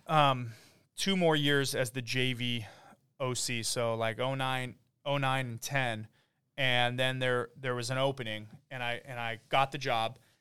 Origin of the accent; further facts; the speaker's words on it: Oak Park, California, United States; also born or lived in Woodland Hills / San Diego; I grew up in Woodland Hills and, uh, kinda just back and forth Oak Park, the valley. So Um, I am from Oak Park